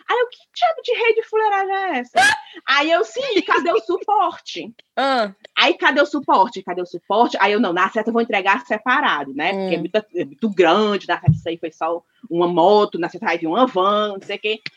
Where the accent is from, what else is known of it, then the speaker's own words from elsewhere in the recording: Ceará, Brazil; nós, como cearenses, nós conhecemos uma rede boa.